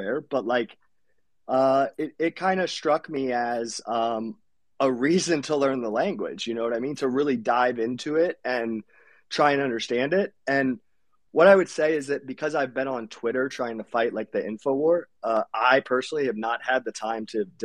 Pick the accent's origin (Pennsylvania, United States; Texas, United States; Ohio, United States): Ohio, United States; accent: generic; first language English; I'm from Ohio, so I have a very generic accent